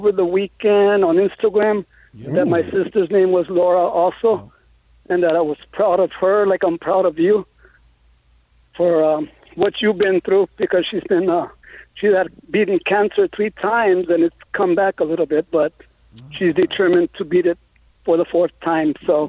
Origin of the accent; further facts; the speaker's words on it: Los Angeles, California, United States; now in Duarte, United States; growing up in East L.A., there was a family of 6 of us.